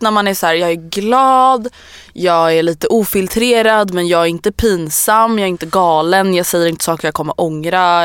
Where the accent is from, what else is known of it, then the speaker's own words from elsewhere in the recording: Stockholm, Stockholm County, Sweden; also born or lived in Årsta; jag är från Älvsjö